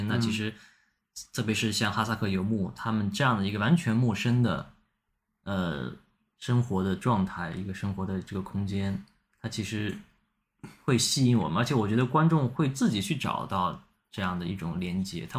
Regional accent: Xinjiang, China; 大家会觉得我是一个新疆人，我应该会跳舞，我应该懂得怎么说新疆话，但其实完全不会。

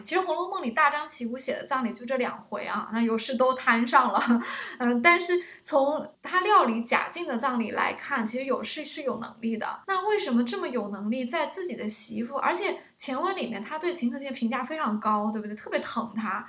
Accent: China; 我们中国人讲德才配位嘛

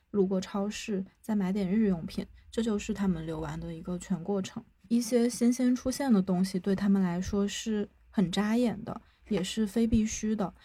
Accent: Guangxi, China; 我是广西人，我的家在广西偏西南边的一个小镇上

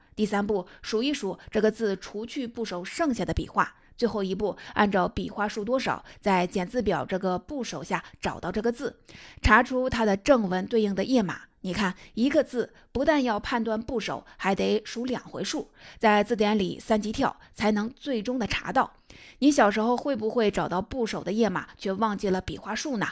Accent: China; 我们中国人

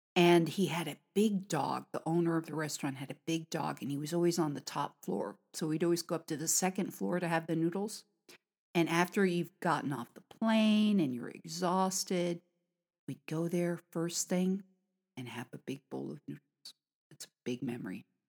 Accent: United States; now in China; from America

